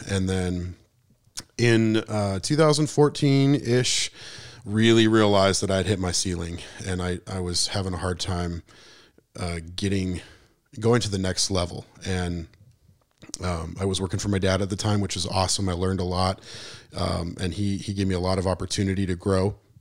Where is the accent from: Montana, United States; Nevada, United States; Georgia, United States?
Montana, United States; Missoula; moved away as an adult; now in Spring Hill, United States; I was born and raised in Missoula.